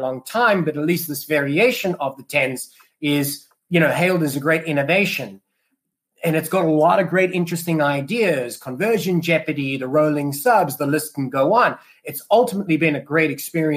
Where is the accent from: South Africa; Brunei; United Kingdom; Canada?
South Africa; Cape Town, Western Cape; moved away; I'm from Cape Town